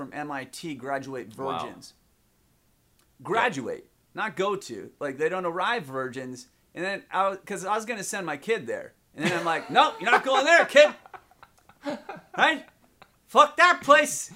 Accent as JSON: {"language": "English", "country": "India", "tie": "born or raised there", "said": "growing up in India"}